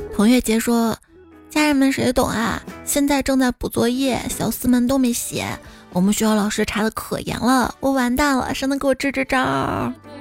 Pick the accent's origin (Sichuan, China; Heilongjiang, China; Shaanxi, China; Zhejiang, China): Shaanxi, China; Xi'an; 我是西安人，我没有上过钟楼